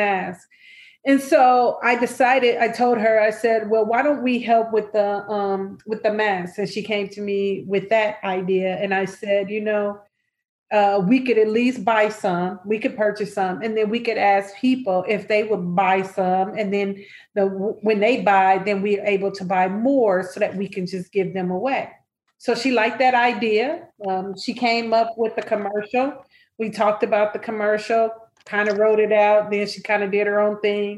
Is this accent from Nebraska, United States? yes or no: yes; Nebraska, United States; now in Chicago, United States; I'm originally from Nebraska